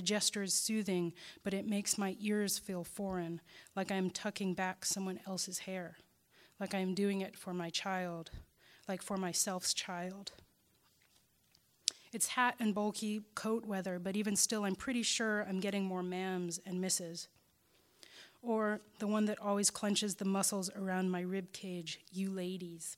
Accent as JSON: {"language": "English", "town": "Chicago", "region": "Illinois", "country": "United States", "tie": "born or raised there", "said": "my hometown's black site"}